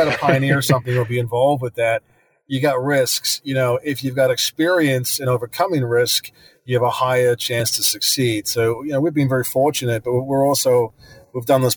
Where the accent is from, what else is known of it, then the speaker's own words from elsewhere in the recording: New Zealand; moved away as an adult; now in United States; I'm from New Zealand initially. You know, I grew up as a kid on a farm in the middle of nowhere.